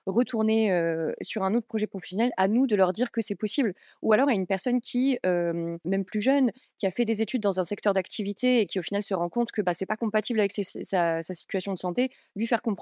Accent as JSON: {"language": "French", "town": "Metz", "region": "Grand Est", "country": "France", "said": "moi je viens de Metz"}